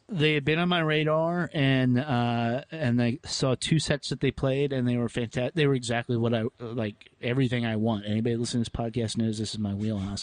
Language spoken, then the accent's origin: English; the South, United States; I'm from the South